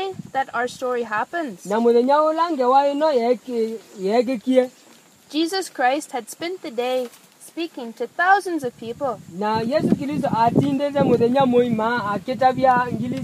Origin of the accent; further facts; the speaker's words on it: Indiana, United States; moved away as an adult; I came from America, from USA. And I live there in a state called Indiana